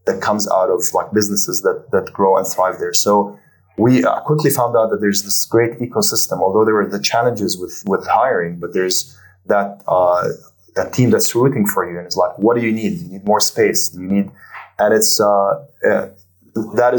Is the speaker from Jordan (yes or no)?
yes; Jordan; now in Abu Dhabi, United Arab Emirates; I'm originally from Jordan